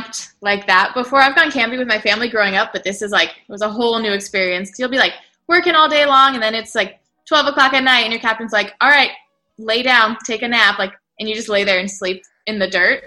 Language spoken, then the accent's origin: English; Fort Lauderdale, Florida, United States; also born or lived in Miami; now in Anaheim Hills, United States; Born in Miami and then raised in Fort Lauderdale